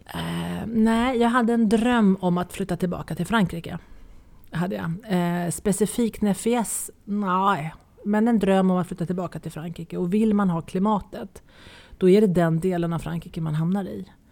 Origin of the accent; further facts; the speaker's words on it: Nacka, Stockholm County, Sweden; moved away as an adult; now in France; Jag är ju gammal Nackabo. Jag är ju född och uppväxt i Nacka